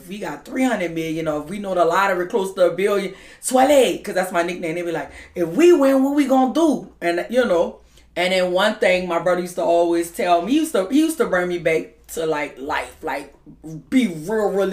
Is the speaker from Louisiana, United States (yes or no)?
yes; New Orleans, Louisiana, United States; I am from the Sixth Ward, the Treme area, where they have all the second lines and stuff